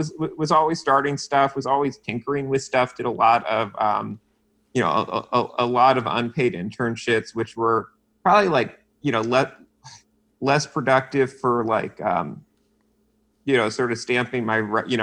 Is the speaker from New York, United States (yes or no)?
yes; Westchester, New York, United States; also born or lived in Pelham, New York / Armonk, New York; I grew up in Westchester, New York, so suburbs of the city, public school, lived in Pelham, then in Armonk